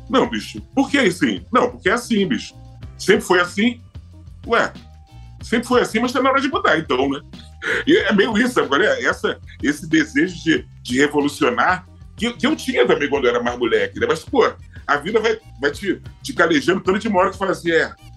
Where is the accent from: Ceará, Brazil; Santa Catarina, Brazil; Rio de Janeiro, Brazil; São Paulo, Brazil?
Rio de Janeiro, Brazil; Eu sou de Madureira. Uhum. Né? Eu nasci e fui criado em Madureira